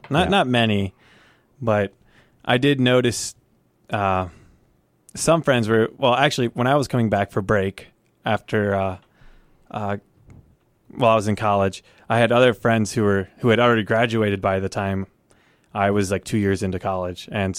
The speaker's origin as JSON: {"language": "English", "country": "United States", "said": "Like, I'm just American, you know."}